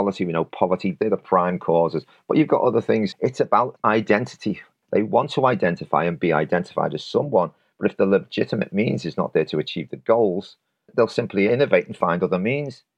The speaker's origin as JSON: {"language": "English", "town": "Knowsley", "region": "North West England", "country": "United Kingdom", "tie": "born or raised there", "said": "I'm from Stockbridge Village"}